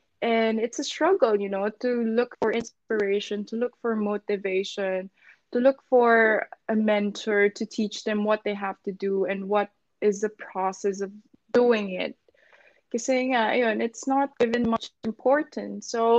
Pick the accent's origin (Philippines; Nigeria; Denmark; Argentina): Philippines; now in London, United Kingdom; how I did it and how I came from the Philippines to London, basically my story.